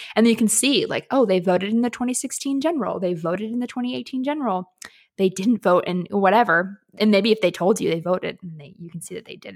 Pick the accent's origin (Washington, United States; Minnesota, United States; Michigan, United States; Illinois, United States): Washington, United States; Seattle; I'm, I'm from Seattle